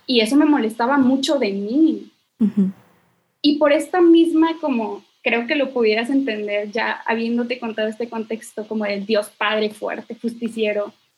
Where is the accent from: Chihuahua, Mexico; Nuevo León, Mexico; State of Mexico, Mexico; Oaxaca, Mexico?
Nuevo León, Mexico; Monterrey; soy de Monterrey, Nuevo León.